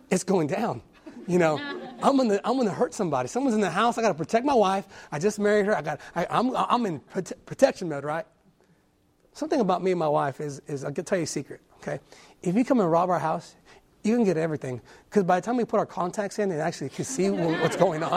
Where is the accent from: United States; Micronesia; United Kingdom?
United States; California; moved away; I'm a city boy. I was born and raised in California